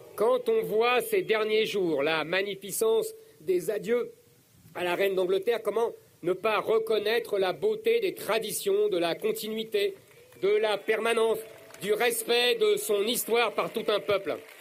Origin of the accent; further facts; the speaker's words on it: France; J'ai grandi dans la France du général de Gaulle